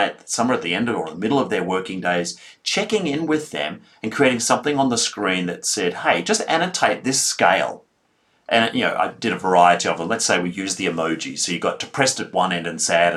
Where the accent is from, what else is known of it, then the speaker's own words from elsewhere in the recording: Melbourne, Victoria, Australia; I come from Melbourne, Australia